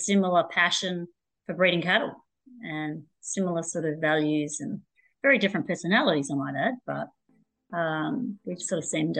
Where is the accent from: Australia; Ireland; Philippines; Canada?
Australia; Riverina, Gerogery, New South Wales; I grew up basically in the Riverina down Geraldry on another stud enterprise